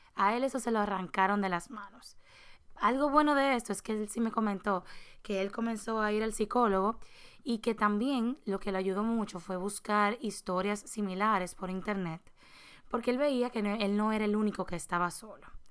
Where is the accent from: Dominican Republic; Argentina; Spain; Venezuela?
Dominican Republic; nosotros somos dominicanos